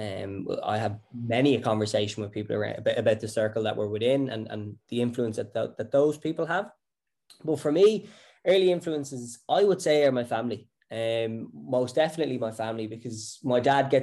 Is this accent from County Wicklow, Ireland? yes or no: yes; County Wicklow, Ireland; I grew up in Wicklow, country boy.